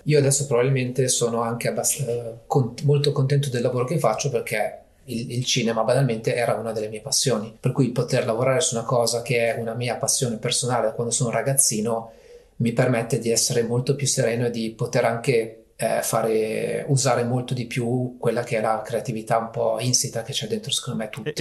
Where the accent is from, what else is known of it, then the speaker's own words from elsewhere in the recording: province of Varese, Lombardy, Italy; also born or lived in Milan; essendo appunto della provincia di Varese, comunque avendo vissuto a Milano per tantissimi anni